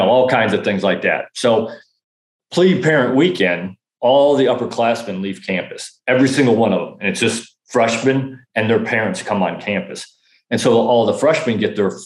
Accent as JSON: {"language": "English", "region": "Northern Illinois", "country": "United States", "tie": "born or raised there", "moved": "as an adult", "said": "I grew up in Northern Illinois, so I grew up in farmland"}